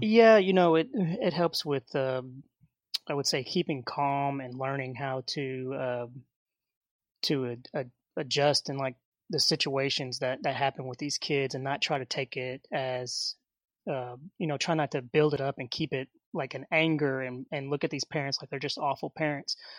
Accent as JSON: {"language": "English", "town": "Hot Springs", "region": "Arkansas", "country": "United States", "tie": "born or raised there", "said": "I was born in Hot Springs, Arkansas"}